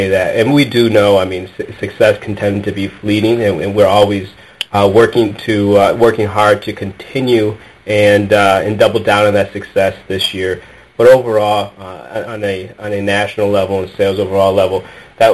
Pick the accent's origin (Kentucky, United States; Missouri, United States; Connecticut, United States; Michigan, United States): Michigan, United States; Detroit; I am born and raised in the Metro Detroit area